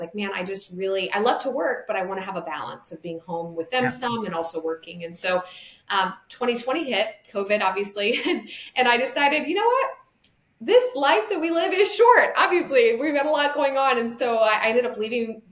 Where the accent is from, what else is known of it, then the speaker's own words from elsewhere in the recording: Montana, United States; now in Lynchburg, United States; my background is I came from Montana.